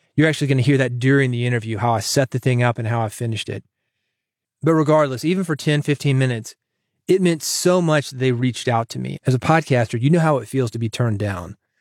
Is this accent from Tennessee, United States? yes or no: yes; Nashville, Tennessee, United States; as in native Tennessee, and I was born in Nashville.